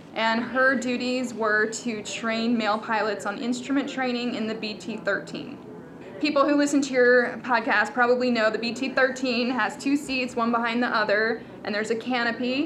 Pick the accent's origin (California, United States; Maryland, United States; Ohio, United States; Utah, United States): Maryland, United States; we're from Maryland, so it's nearby